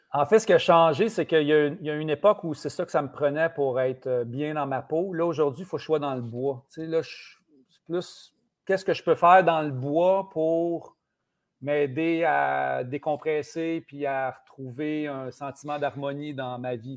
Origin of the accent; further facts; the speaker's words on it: Saint-Ours, Quebec, Canada; now in Longueuil, Canada; on avait ça à Saint-Ours, on avait une cabane à sucre